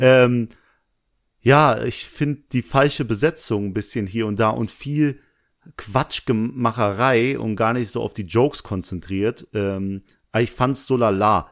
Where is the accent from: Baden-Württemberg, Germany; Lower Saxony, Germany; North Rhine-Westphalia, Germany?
North Rhine-Westphalia, Germany; Essen; moved away; nein, ich komme aus Essen.